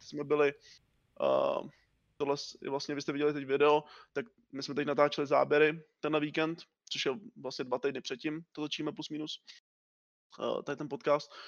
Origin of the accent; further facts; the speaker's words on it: Liberec, Liberec Region, Czechia; jsem z Liberce